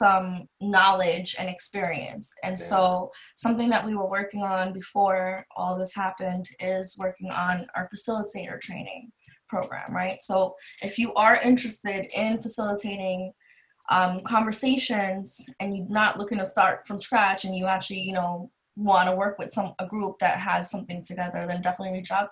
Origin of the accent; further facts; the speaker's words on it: New York City, New York, United States; we're both from Queens, New York